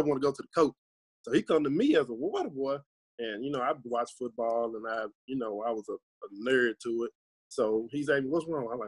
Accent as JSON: {"language": "English", "town": "Tunica", "region": "Mississippi", "country": "United States", "tie": "born or raised there", "said": "I'm from Tunica, Mississippi. My journey, well, I'm only 23"}